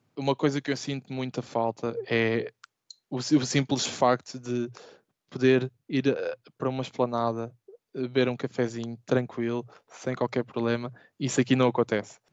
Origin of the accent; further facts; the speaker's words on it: Portugal; moved away as an adult; now in Amsterdam, Netherlands; Eu gostaria de voltar a Portugal